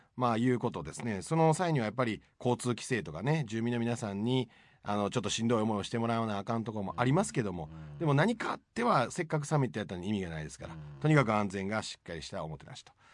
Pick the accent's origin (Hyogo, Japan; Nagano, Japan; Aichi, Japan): Hyogo, Japan; also born or lived in Tokyo; now in Mie, Japan; 兵庫県出身で東京です